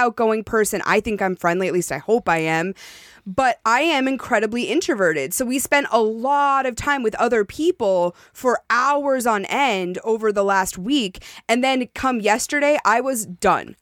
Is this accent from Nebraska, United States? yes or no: no; Montana, United States; moved away; I was born in Montana